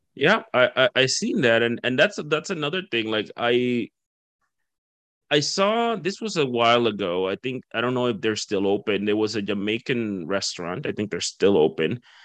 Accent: Dominican Republic; moved away; I'm from the Caribbean as well. I'm from the Dominican Republic

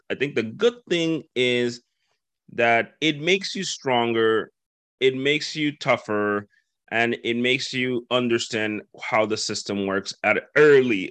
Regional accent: Dominican Republic; moved away as an adult; now in New Brunswick, Canada; I grew up in the Dominican Republic. Okay. I'm originally from there. Okay. Uh, so I grew up there, uh, born and raised

